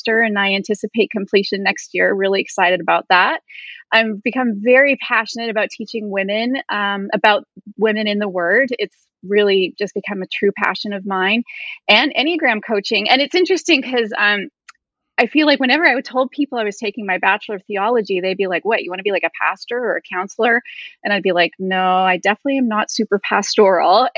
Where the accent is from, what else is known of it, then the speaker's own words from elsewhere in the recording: Vancouver, British Columbia, Canada; moved away as an adult; now in Tacoma, United States; I'm Canadian born and raised. I was raised in Vancouver, British Columbia, but I've lived in Tacoma, Washington for 20 plus years.